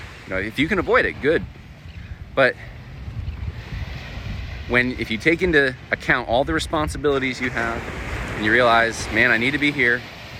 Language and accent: English; California, United States; moved away; I was born in California